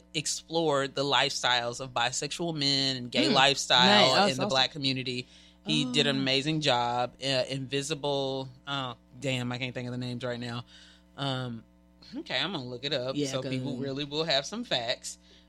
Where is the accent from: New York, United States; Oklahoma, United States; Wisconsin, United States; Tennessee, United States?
Tennessee, United States; Nashville; I'm from Nashville, so let me be clear.